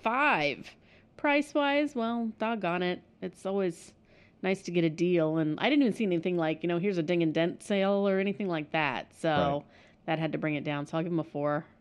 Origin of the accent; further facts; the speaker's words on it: Springfield, Missouri, United States; now in Kansas City, United States; I grew up in Springfield